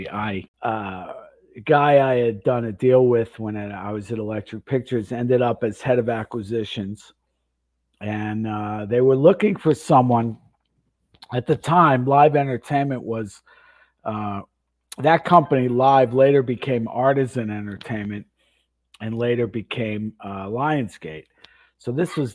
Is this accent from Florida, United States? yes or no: yes; Florida, United States; moved away as an adult; also born or lived in Westbury, Long Island, New York / Boston / Vancouver / Los Angeles; I moved when I was 10 to Florida, like a lot of New Yorkers, and grew up in Florida. Went to high school in Florida